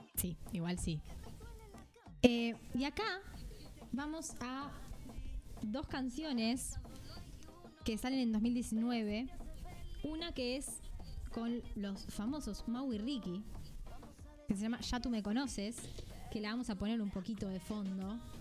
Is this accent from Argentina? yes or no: yes; Argentina; siendo las dos argentinas